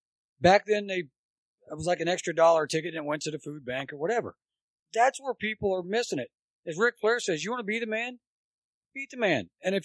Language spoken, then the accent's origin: English; Dayton, Ohio, United States; I grew up on Dayton